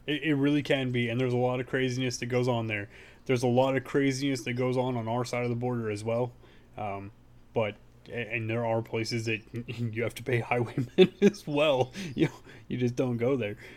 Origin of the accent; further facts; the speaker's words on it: Hollister, California, United States; also born or lived in San Jose, California; I was born in San Jose, but, yeah, I grew up in Hollister